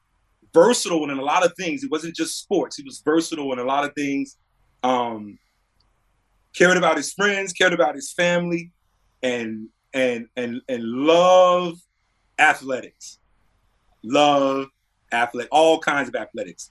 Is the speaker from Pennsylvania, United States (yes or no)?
no; North Carolina, United States; born or raised there